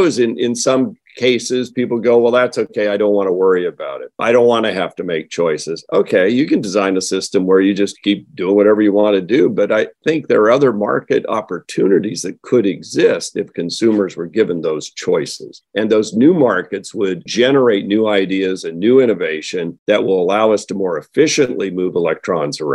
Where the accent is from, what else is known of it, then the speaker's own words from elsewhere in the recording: the Northwest, Oregon, United States; I come from the Northwest, as you mentioned, here in Oregon.